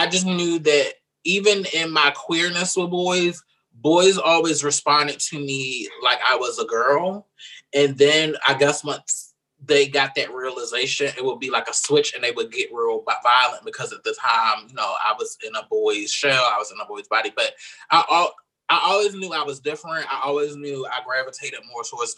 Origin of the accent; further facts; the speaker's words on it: Baltimore, Maryland, United States; I'm originally from Baltimore, Maryland